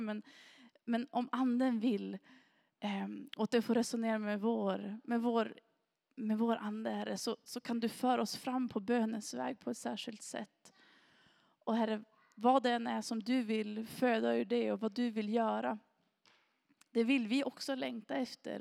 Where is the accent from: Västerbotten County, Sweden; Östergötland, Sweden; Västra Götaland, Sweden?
Västerbotten County, Sweden; Granö; also born or lived in Sorsele; jag har ju vuxit upp här i kommunen och jag har vuxit upp i Granö.